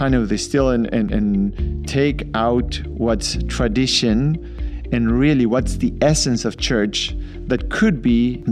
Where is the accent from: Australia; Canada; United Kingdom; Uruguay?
Uruguay; moved away as an adult; also born or lived in Argentina / Michigan, United States; I grew up in Uruguay, South America, and grew up in the church